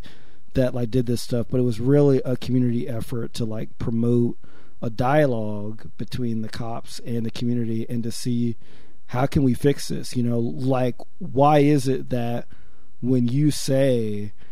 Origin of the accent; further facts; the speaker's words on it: Paterson, New Jersey, United States; now in Milwaukee, United States; my hometown of Patterson in Jersey